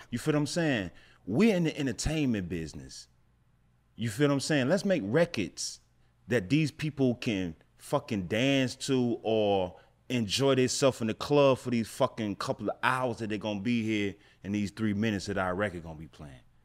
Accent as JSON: {"language": "English", "town": "Atlanta", "region": "Georgia", "country": "United States", "also_born_or_lived": "St. Louis, Missouri", "said": "I'm from Atlanta, but I was staying in Saint Louis"}